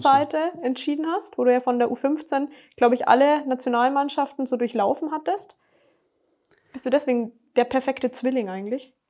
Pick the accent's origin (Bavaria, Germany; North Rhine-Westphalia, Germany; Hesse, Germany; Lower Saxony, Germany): Bavaria, Germany; als Bayer